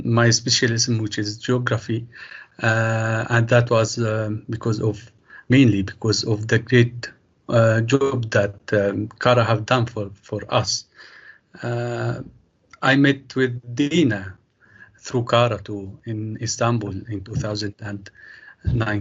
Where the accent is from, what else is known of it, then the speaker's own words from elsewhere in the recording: Syria; moved away as an adult; also born or lived in Egypt / Aleppo; now in Turkey; I'm from Syria